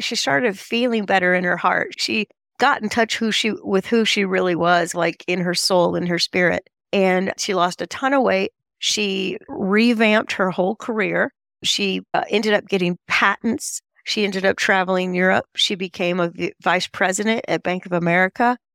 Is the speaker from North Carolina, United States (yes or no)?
yes; Charlotte, North Carolina, United States; I come from Charlotte, North Carolina